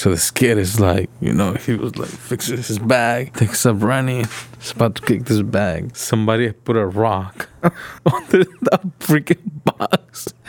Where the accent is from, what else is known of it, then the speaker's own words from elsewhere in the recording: Mexico; moved away; So I grew up in Mexico, right? Grew up in Mexico